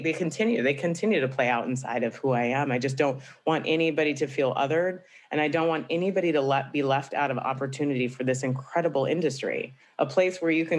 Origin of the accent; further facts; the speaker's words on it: Tampa, Florida, United States; also born or lived in Atlanta / Boston; I grew up in Tampa, Florida, but okay. I grew up bouncing around a little bit.